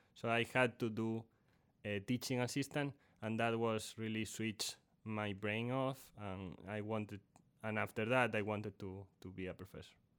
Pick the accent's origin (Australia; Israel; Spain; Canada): Spain; A Coruña, Galicia; moved away as an adult; also born or lived in Purdue University, Indiana, United States; now in Texas, United States; I went to college in, in my home country, in Spain, in, in a city called La Coruña